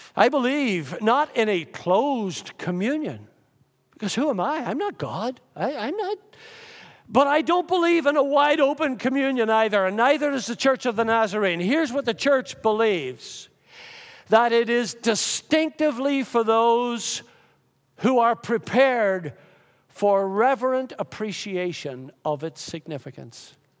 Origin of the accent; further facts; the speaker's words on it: Lurgan, Northern Ireland, United Kingdom; growing up in the Methodist Church in Lurgan, Northern Ireland